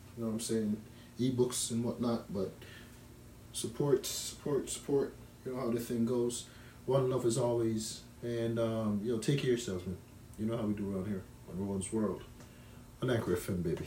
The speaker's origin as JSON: {"language": "English", "country": "Jamaica", "tie": "born or raised there", "moved": "yes", "lives_now": "Canada", "said": "as a child growing up in Jamaica I never heard about broccoli until I came to Canada"}